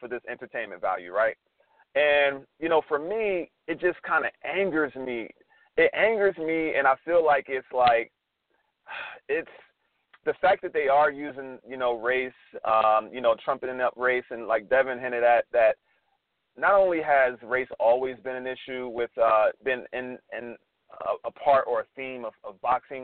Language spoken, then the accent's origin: English; United States; being an American